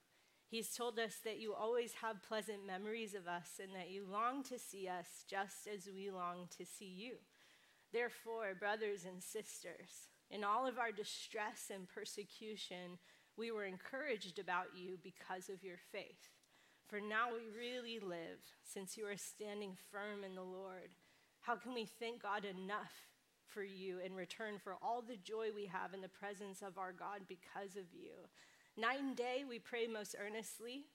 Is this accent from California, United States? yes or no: yes; California, United States; now in New York City, United States; I come from the West Coast. I grew up in California, but I love living in New York City